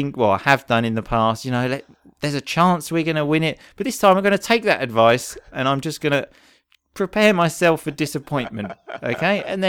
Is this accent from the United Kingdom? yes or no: yes; England, United Kingdom; Especially stuff related to England, because obviously we are both English.